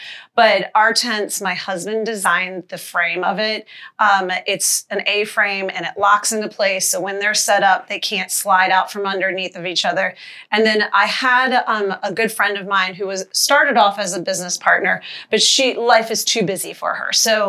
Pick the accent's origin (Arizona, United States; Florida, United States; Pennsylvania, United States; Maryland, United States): Maryland, United States; Annapolis; Annapolis, Maryland.